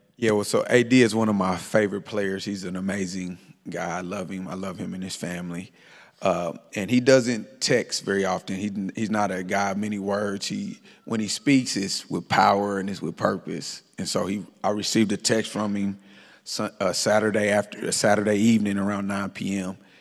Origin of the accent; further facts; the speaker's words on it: Kansas City, Missouri, United States; moved away; Born and raised in Kansas City, Missouri